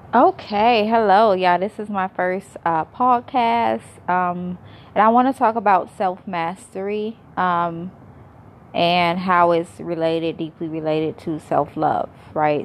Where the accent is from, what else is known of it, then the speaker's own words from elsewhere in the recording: Israel; moved away as an adult; also born or lived in United States; I was born in America, raised in Israel